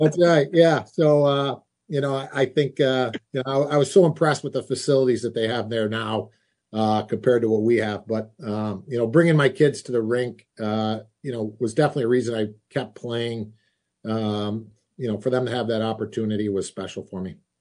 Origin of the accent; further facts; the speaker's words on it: Rochester, New York, United States; my hometown